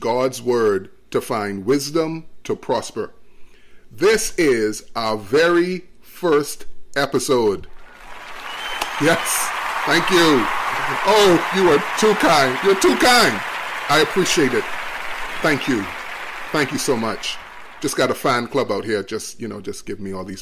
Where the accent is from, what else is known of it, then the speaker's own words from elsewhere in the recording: Nassau, New Providence, Bahamas; I was born in the beautiful islands of the Bahamas that has 700 islands. And so it's just been great living here and growing up here.